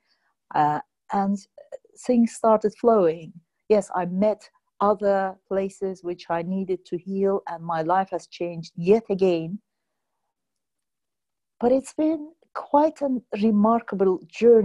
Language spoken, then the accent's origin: English; Azerbaijan; moved away as an adult; also born or lived in United Kingdom; I come originally from Azerbaijan